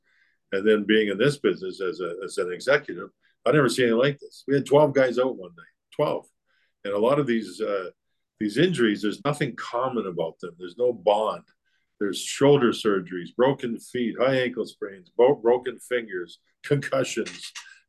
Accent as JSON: {"language": "English", "town": "Calgary", "region": "Alberta", "country": "Canada", "tie": "born or raised there", "said": "I was a big Roger Maris, big Yankee fan when I was a kid growing up in Calgary."}